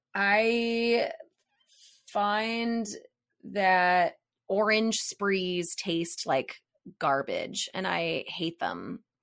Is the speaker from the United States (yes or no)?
yes; Hilliard, Ohio, United States; moved away as an adult; I was raised in, like, Hilliard, Ohio